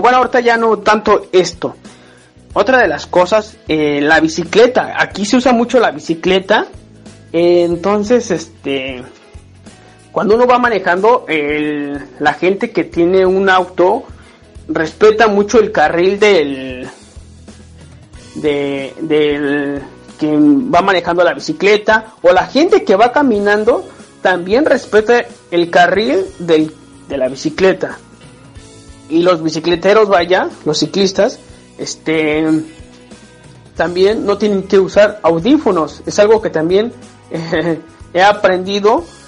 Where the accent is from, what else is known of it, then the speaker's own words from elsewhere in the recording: State of Mexico, Mexico; moved away as an adult; now in Hannover, Germany; soy originario del Estado de México